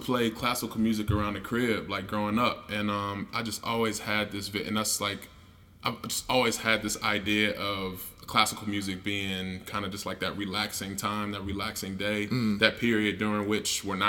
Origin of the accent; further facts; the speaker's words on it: Chicago, Illinois, United States; moved away; just growing up on the South Side of Chicago. I'm a musician by trade